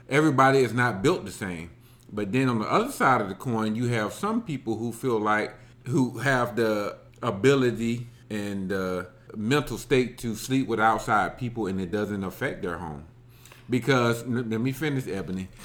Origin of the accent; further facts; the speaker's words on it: Alabama, United States; I grew up in Alabama.